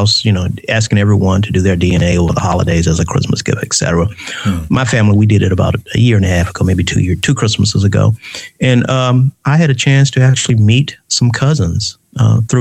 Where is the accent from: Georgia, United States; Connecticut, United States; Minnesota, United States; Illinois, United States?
Georgia, United States; Atlanta; We're from the Grove Park community in Atlanta, Georgia, the 3031. We all went to Grove Park Elementary